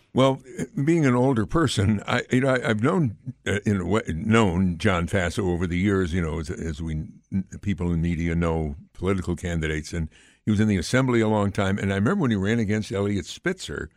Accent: Amsterdam, New York, United States; Amsterdam is my hometown

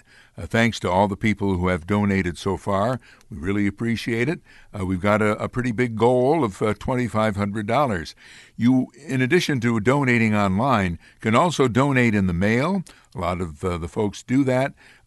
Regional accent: Amsterdam, New York, United States; those neighborhoods is where I came from, where I grew up, was on Pulaski Street on Reed Hill. So I've always been fond of those neighborhoods in Amsterdam.

